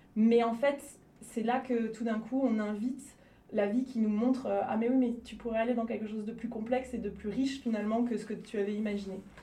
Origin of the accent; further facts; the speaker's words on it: Lyon region, Auvergne-Rhône-Alpes, France; also born or lived in Cannes area, Provence-Alpes-Côte d'Azur / Toulouse; je suis plutôt de la région lyonnaise, même si je suis née dans, le, euh, dans la région PACA, donc la province Alpes-Côte d'Azur, euh, vers Cannes